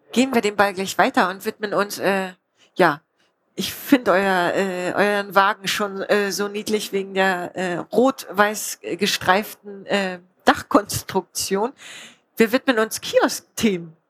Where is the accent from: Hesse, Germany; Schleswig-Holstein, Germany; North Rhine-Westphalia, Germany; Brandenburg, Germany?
Brandenburg, Germany; Spreewald; ich komme aus dem Spreewald